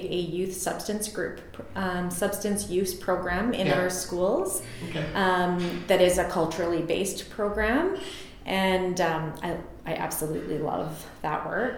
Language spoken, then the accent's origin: English; northern British Columbia, Canada; now in Vernon, Canada; I grew up in northern BC, so like Williams Lake and Quesnel area